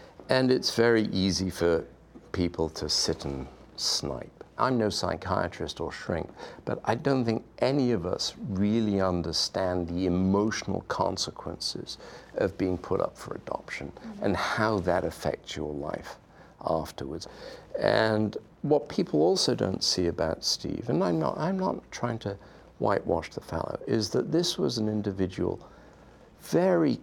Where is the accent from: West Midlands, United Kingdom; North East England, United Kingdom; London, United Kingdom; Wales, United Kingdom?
Wales, United Kingdom; now in Silicon Valley, United States; I grew up in Wales